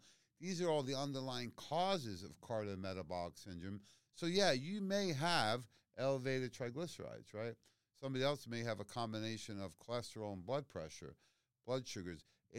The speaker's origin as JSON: {"language": "English", "town": "Queens", "region": "New York", "country": "United States", "tie": "born or raised there", "said": "I grew up in Queens. I know what egg cream is, yeah."}